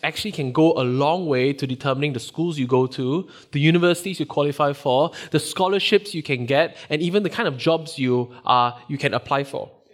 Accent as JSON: {"language": "English", "country": "Singapore", "tie": "born or raised there", "moved": "yes", "said": "Growing up in Singapore, which is where I grew up"}